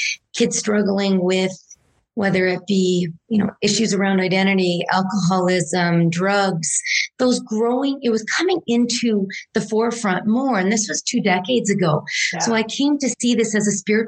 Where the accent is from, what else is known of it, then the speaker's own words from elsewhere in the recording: Sault Ste. Marie, Ontario, Canada; also born or lived in Port Dalhousie, Ontario; now in Banff, Canada; I'm the proud daughter of Italian immigrants, born and raised in Sault Ste. Marie, Ontario.